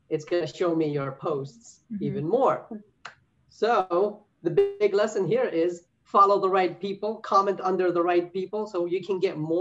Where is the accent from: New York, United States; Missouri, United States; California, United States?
New York, United States; New York City; moved away as an adult; now in North Carolina, United States; I'm originally from New York City. I moved to North Carolina a couple of years ago